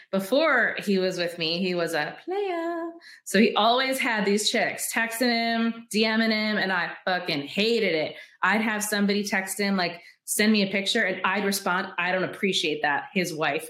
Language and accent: English; Michigan, United States; I'm from Michigan, so it's very woodsy and shit